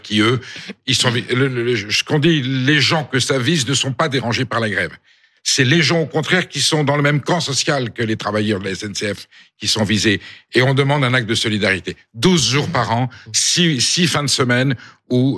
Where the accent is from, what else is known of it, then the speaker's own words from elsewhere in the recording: Nord, Pas-de-Calais, Hauts-de-France, France; chez moi dans le Nord, euh, Pas-de-Calais